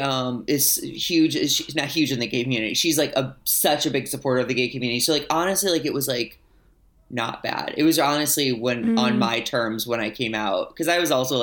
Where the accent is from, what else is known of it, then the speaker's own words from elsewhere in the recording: St. Louis, Missouri, United States; moved away as an adult; now in Los Angeles, United States; I grew up in Missouri, which is like definitely like the Bible Belt, the Midwest. Yeah, it's but I grew up in St. Louis